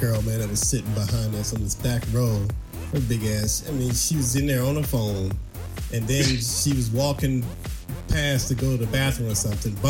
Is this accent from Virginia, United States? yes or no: no; South Carolina, United States; moved away; I'm from South Carolina, you know, and we didn't have a pro team when I was there.